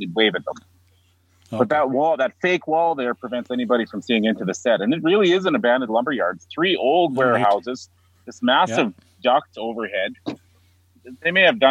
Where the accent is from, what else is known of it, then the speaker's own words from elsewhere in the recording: Regina, Saskatchewan, Canada; my hometown here, Regina